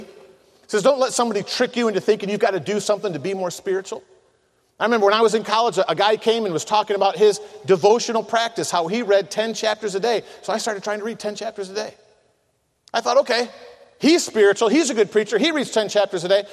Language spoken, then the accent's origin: English; Michigan, United States; I'm from Michigan